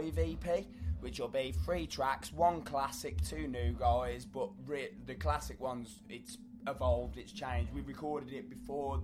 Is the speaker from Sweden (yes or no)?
no; South Staffordshire, West Midlands, United Kingdom; We're still Midlands to the bone